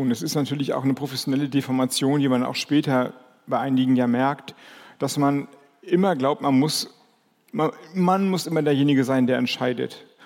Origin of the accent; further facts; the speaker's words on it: Kiel, Schleswig-Holstein, Germany; also born or lived in Lübeck; now in Flensburg, Germany; ich komme, ich bin in Lübeck geboren, ich bin in Kiel oder bei Kiel groß geworden, lebe jetzt in Flensburg.